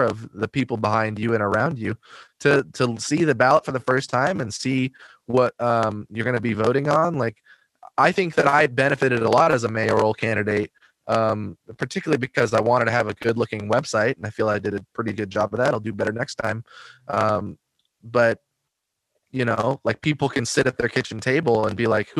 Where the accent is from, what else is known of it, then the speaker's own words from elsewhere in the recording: Oregon, United States; moved away; also born or lived in Minnesota; I grew up in Oregon